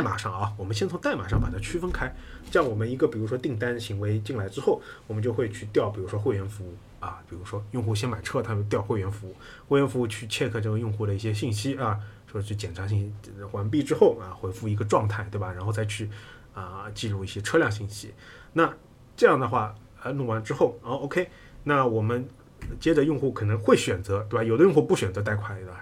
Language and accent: Chinese; China; 我们中国人